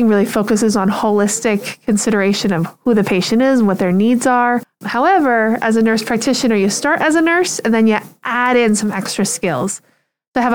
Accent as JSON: {"language": "English", "region": "Pennsylvania", "country": "United States", "moved": "as an adult", "lives_now": "Nantucket, United States", "said": "I'm from Pennsylvania, so I'm new to Massachusetts"}